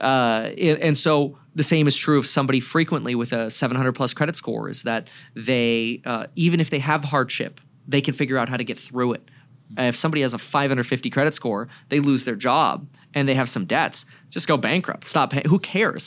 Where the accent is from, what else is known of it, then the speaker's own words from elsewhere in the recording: Broward County, Florida, United States; also born or lived in Germany; now in Ventura County, California, United States; I grew up in Broward County, Florida